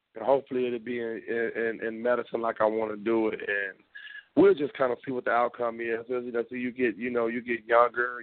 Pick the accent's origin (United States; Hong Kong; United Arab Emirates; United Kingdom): United States; Memphis, Tennessee; also born or lived in outside Chicago, Illinois; now in Chicago area, United States; I know where I'm from. I'm from Memphis, Tennessee. I just so happen to live outside of Chicago